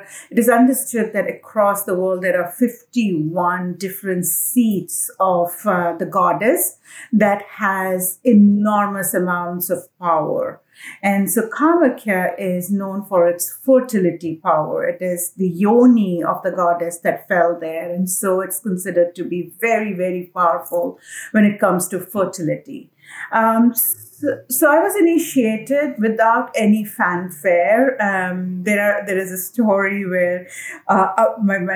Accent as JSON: {"language": "English", "region": "Assam", "country": "India", "tie": "born or raised there", "said": "I'm from Assam. India. Assam is a state in the northeastern part of India. So I was born there. And my family comes from there. We are, like any other child, born, raised the usual way in an Indian middle class family"}